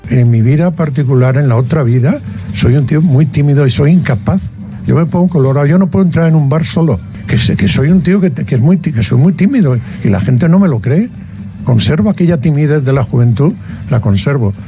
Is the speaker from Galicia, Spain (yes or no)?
yes; Galicia, Spain; los gallegos somos bastante derrotistas y desconfiados